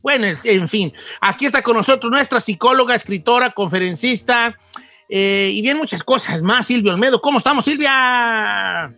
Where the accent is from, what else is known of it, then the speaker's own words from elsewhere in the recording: Mexico; soy mexicano, pero español de corazón